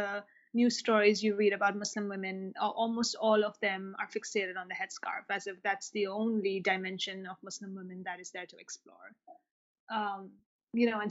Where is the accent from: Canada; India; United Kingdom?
India; Mumbai, Maharashtra; now in United States; I actually grew up in Mumbai in India